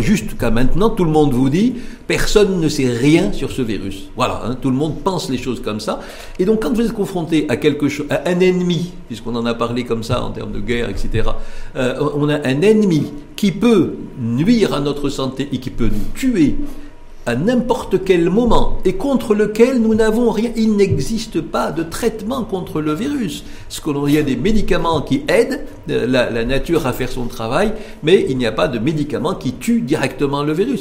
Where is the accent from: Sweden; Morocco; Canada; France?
Morocco; chez nous au Maroc